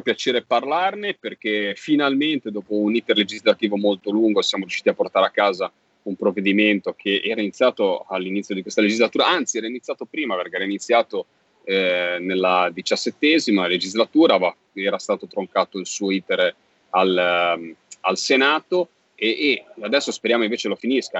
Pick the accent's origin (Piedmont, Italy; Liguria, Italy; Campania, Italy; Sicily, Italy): Liguria, Italy; Genoa; accent: Genoese; da senese, che sono a Genova